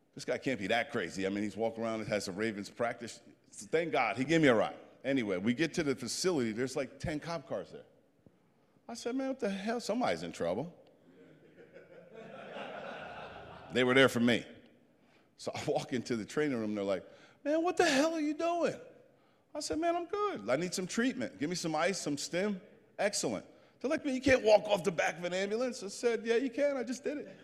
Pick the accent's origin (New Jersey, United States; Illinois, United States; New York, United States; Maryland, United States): New Jersey, United States; I'm a Jersey boy